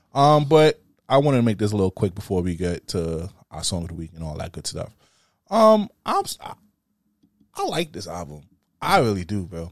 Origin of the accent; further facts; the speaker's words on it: New York City, New York, United States; I'm from Brooklyn, you know I rap Brooklyn